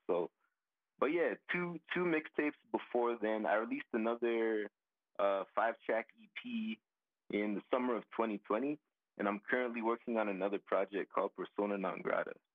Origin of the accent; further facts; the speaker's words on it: Calgary, Alberta, Canada; I was born in Calgary, most definitely. I was born in Calgary